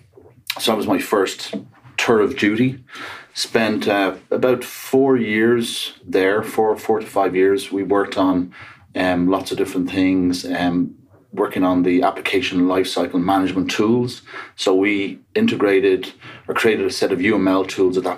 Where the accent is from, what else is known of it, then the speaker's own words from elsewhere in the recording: Dublin, Leinster, Ireland; accent: Irish; moved away as an adult; also born or lived in Seattle area, United States; now in Seattle, United States; from Dublin, Ireland. But been here quite a while.